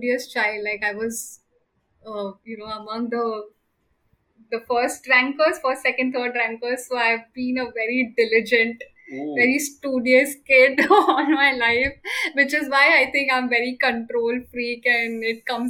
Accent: Mumbai, Maharashtra, India; I grew up in Matunga. Then I shifted to Navi Mumbai.

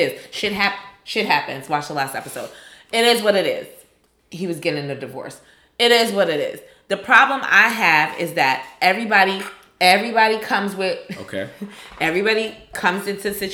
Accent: New York, United States; I'm from New York

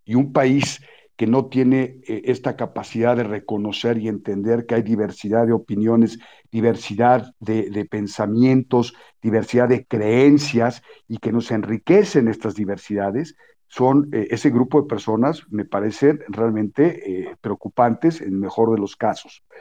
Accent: Mexico

